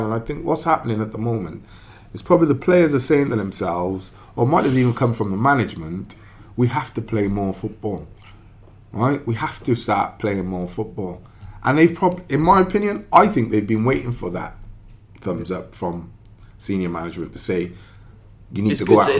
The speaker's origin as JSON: {"language": "English", "region": "Wales", "country": "United Kingdom", "said": "Number one, we're Welsh. Right? Two, we come with a reputation. Cardiff."}